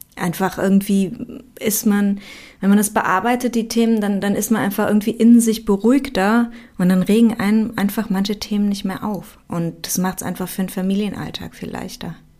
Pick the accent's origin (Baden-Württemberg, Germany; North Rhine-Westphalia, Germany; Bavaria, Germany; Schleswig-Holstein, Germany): North Rhine-Westphalia, Germany; Aachen; ich komme aus Aachen